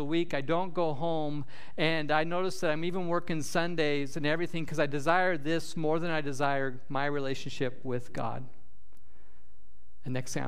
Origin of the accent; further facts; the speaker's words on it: Nebraska, United States; moved away; we have up north growing up in Nebraska